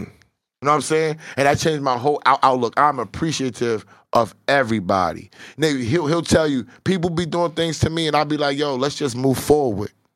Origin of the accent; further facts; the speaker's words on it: New York City, New York, United States; It terrorized me growing up in Southside Jamaica, Queens.